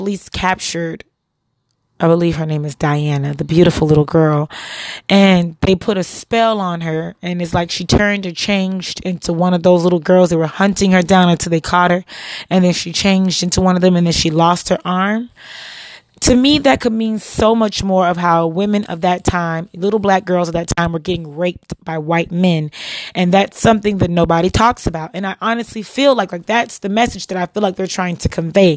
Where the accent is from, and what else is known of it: United States